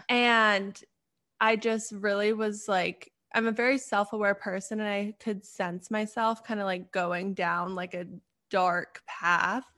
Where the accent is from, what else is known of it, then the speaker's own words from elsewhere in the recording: Canada; now in Pittsburgh, United States; I'm originally from Canada, but right now I live in Pittsburgh.